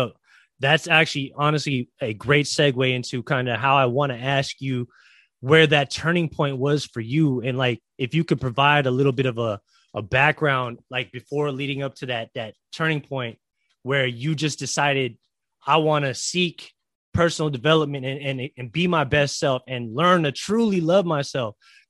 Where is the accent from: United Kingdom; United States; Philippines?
Philippines; I'm Filipino